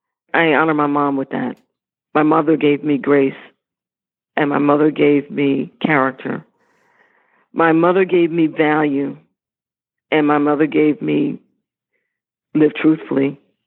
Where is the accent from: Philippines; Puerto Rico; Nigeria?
Philippines; When I say that I'm Filipino, it's very clear.